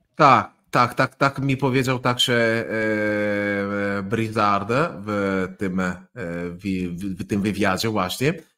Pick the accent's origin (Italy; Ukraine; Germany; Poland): Italy; Polish is a second language; mieszkając blisko Słowenii, więc e, blisko środkowej Europy